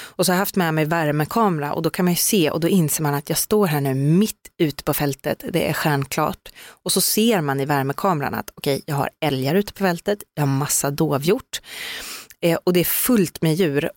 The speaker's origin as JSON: {"language": "Swedish", "town": "Skövde", "region": "Västra Götaland", "country": "Sweden", "said": "Jag är från Skövde"}